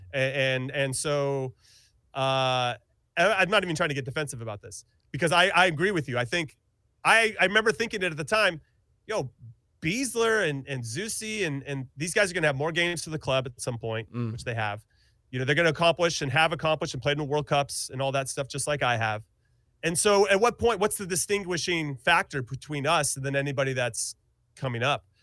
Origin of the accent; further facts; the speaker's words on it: California, United States; moved away as an adult; also born or lived in Kansas City; I'm from California, so I'm back to my roots